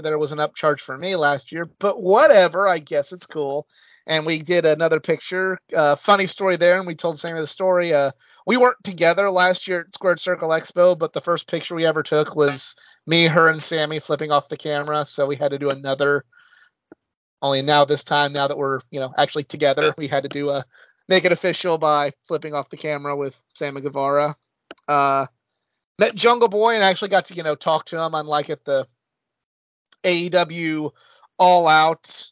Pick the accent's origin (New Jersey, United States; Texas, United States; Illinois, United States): Illinois, United States; southern; my hometown once. Little podunk, piddly little town in southern Illinois.